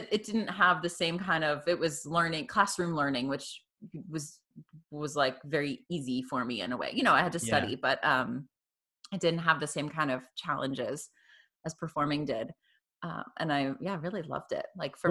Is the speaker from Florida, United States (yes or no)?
yes; Tampa, Florida, United States; moved away; So I was born in the Tampa Bay area in Florida. Okay. Take a lot of heat for being from Florida. Especially having moved up north.